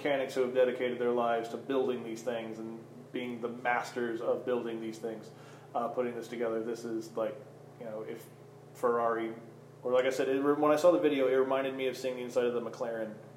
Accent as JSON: {"language": "English", "region": "Oklahoma", "country": "United States", "said": "I'm from Oklahoma"}